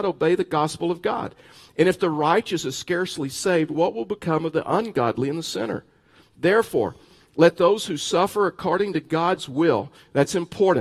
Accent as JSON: {"language": "English", "region": "Texas", "country": "United States", "moved": "as an adult", "said": "I'm from Texas"}